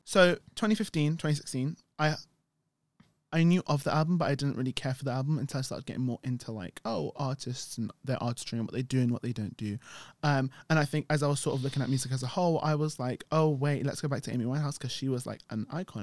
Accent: United Kingdom; We're British

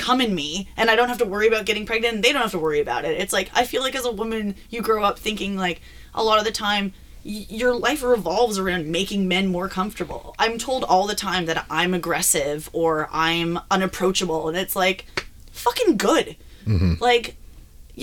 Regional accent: Toronto, Ontario, Canada; as a youth growing up in Toronto, Ontario

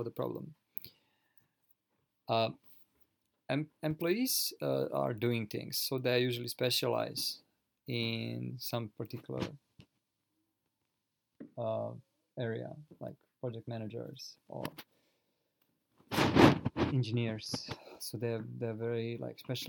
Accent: Croatia; now in Japan; I live currently in Japan originally. I'm from Europe, from Croatia

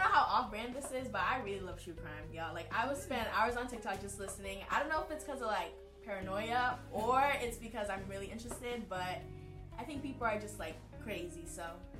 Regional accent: Ghana; moved away; I'm from Ghana, obviously.

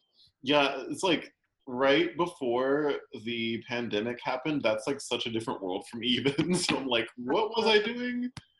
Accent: Lawton, Oklahoma, United States; moved away; So I grew up in Comanche County, which is sort of between Lawton and Cache. So I spent a lot of my time in Cache, but Lawton is sort of the only thing anyone will recognize. So I usually just say Lawton.

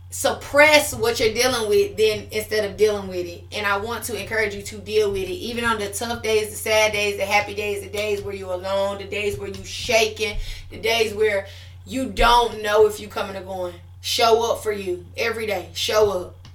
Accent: Puerto Rico; So I got saved in June after I came from Puerto Rico

